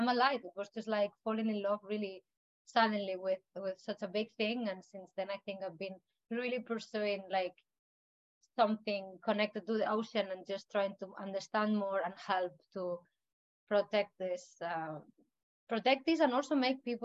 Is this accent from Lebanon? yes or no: no; Madrid, Community of Madrid, Spain; also born or lived in Canary Islands, Spain; now in Iceland; I come from Madrid in Spain. It's the capital, so it's just the center of Spain.